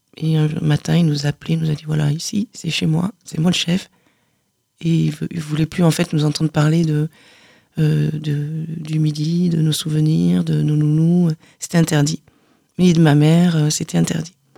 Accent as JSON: {"language": "French", "town": "Carcassonne", "region": "Occitania", "country": "France", "tie": "born or raised there", "said": "je suis née à Carcassonne"}